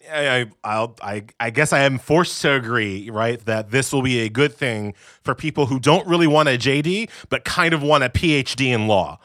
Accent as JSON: {"language": "English", "region": "New York", "country": "United States", "said": "I'm from New York"}